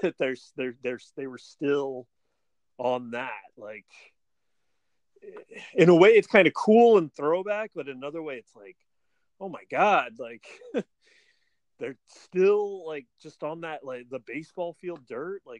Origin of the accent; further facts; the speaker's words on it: Oakland, California, United States; I was born in Oakland, but as I grew up there in the 80s